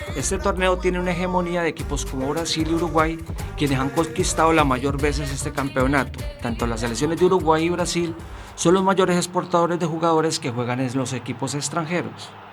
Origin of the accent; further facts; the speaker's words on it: Colombia; now in Spain; soy colombiano